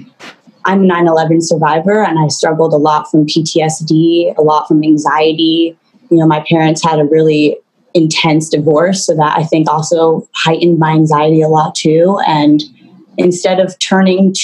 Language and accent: English; New York City, New York, United States; moved away as an adult; also born or lived in Puerto Rico; I was born in Puerto Rico and I was raised in New York City in the heart of it. I grew up there